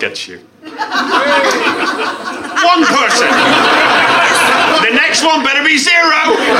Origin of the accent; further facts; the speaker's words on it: Northern Ireland, United Kingdom; a Catholic. I'm from Northern Ireland.